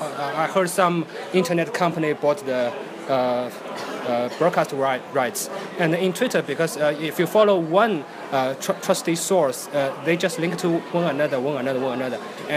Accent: Shanghai, China; English is a second language; from Shanghai

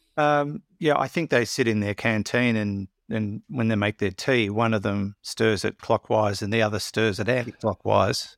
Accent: Maitland, New South Wales, Australia; I come from Maitland

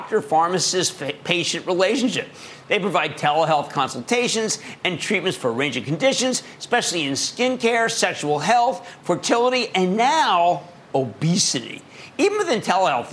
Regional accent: Montgomery County, Pennsylvania, United States; born or raised there; moved away; also born or lived in New Jersey

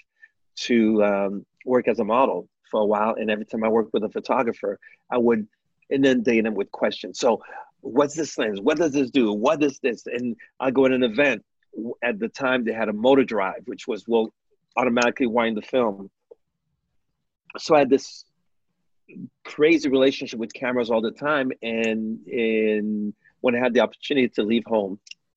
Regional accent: Montreal, Quebec, Canada; born or raised there; also born or lived in New York, United States / Haiti

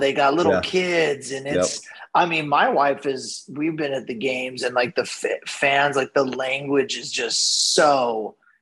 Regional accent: Ventura, California, United States; I grew up in Ventura, which is here in Southern California, about 30 minutes south of Santa Barbara, just north of Los Angeles

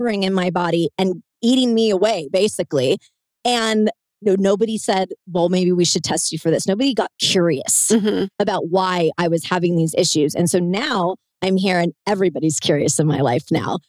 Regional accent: Southern California, United States; I'm from, you know, the land of the fruits and the nuts here in Southern California

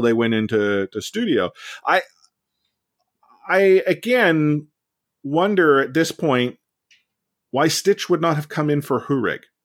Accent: Vancouver, British Columbia, Canada; I'm born and raised in Vancouver.

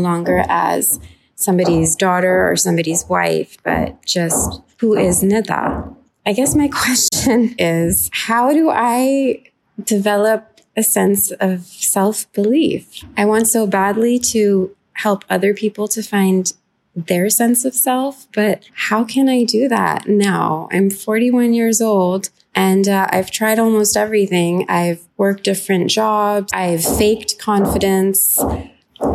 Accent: New York, United States; also born or lived in Lahore, Pakistan / Austin, Texas / London, England; I am a Pakistani and an American. I am a writer and a teacher, and I have lived all over the place. I grew up in New York, also in Lahore, Pakistan

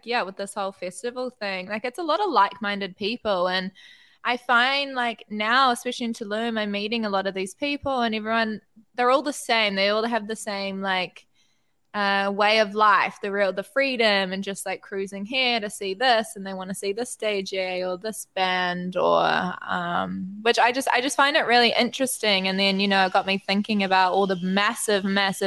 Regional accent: New Zealand; I'm from New Zealand

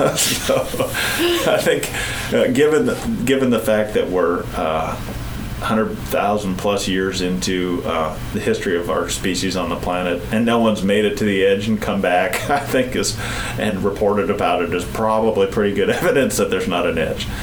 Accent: Port Angeles, Washington, United States; also born or lived in New Mexico; I grew up in Washington State in a little town called Port Angeles.

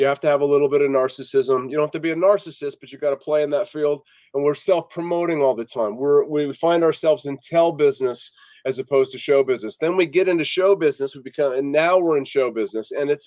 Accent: Las Vegas, Nevada, United States; moved away as an adult; I was born in 1970, and I moved here when I was about one years old. And I grew up here. I was here from 71 until 2000.

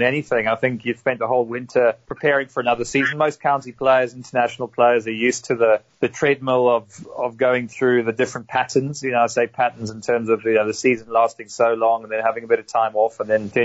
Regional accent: South Africa; now in United Kingdom; I grew up in South Africa to a to an English family, but I've spent primary or main years of my life in the UK and plying my trade.

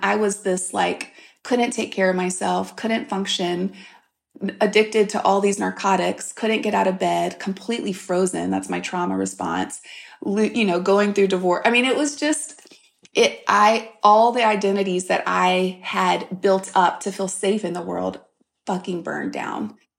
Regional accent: St. Francisville, Louisiana, United States; I grew up in South Louisiana, grew up on a farm in a tiny, tiny town.

